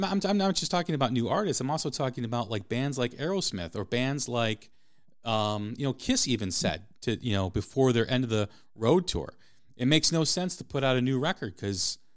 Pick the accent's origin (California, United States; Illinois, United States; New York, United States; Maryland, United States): Illinois, United States; Chicago; the market that I grew up in Chicago